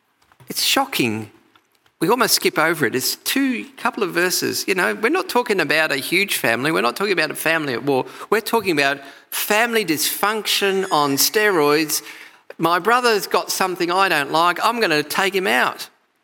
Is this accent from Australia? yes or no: yes; Australia; also born or lived in England; I came out to Australia from England when I was 8 years old, and I went back when I was 25.